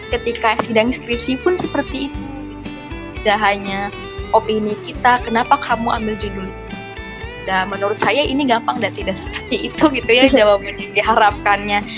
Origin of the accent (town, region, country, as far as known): Majalengka, West Java, Indonesia; born there